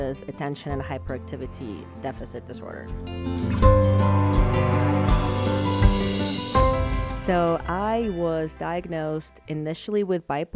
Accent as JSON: {"language": "English", "region": "Moscow", "country": "Russia", "tie": "born or raised there", "second_language": "English", "moved": "as an adult", "said": "I actually grew up in Moscow, Russia. So I stayed there until I was 18, didn't come here until I was 18. You know, English is my second language"}